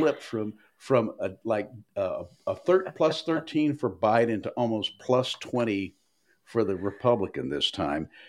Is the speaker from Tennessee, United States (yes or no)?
yes; Tennessee's 5th congressional district, United States; now in Maryland, United States; I was born and raised in Tennessee Five